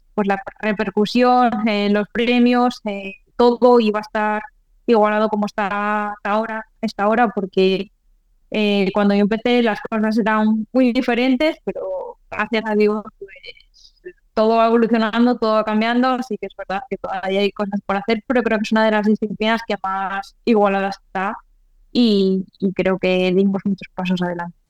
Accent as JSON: {"language": "Spanish", "country": "Spain", "said": "Porque somos españoles"}